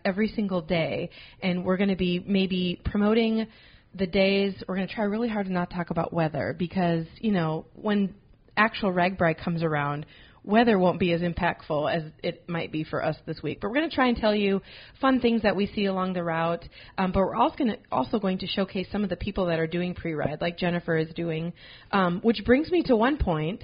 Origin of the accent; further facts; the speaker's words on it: Cedar Rapids, Iowa, United States; I'm from Cedar Rapids, Iowa